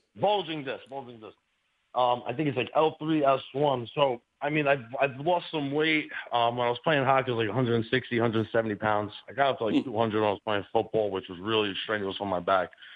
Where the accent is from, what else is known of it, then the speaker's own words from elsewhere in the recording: New York City, New York, United States; in New York City, we used, to, we used to do bricks and foundations